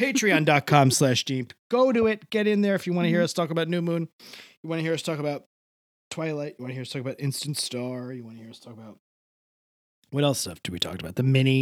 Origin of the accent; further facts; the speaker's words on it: Canada; Call it the cold past, which is what I would call it, honestly, because I am a Canadian.